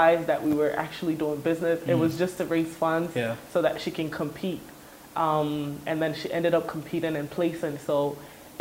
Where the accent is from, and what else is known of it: Atlanta, Georgia, United States; born or raised there; moved away as an adult; now in Ghana